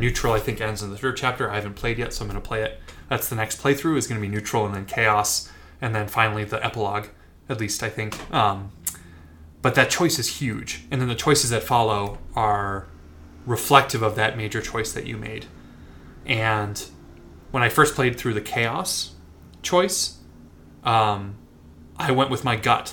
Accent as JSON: {"language": "English", "town": "Minneapolis", "region": "Minnesota", "country": "United States", "tie": "born or raised there", "said": "I grew up in the Twin Cities, Minneapolis, Minnesota."}